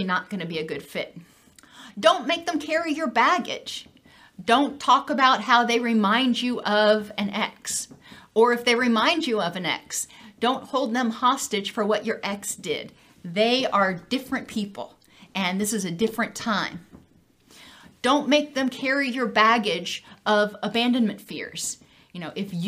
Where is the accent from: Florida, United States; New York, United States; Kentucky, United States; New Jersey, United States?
Florida, United States; Gainesville; I'm from Gainesville.